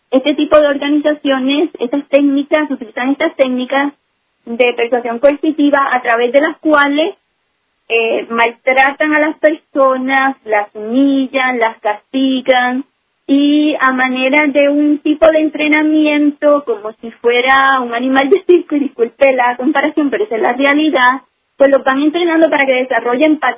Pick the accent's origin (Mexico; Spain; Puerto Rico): Puerto Rico; now in New Jersey, United States; yo nací en Puerto Rico de ciudadanía en Puerto Rico, sí.